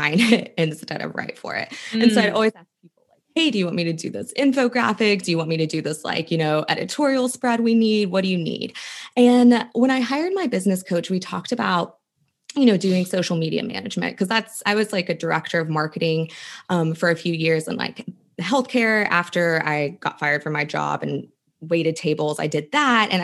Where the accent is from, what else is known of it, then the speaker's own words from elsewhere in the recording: West Virginia, United States; moved away; I went to college. I was from West Virginia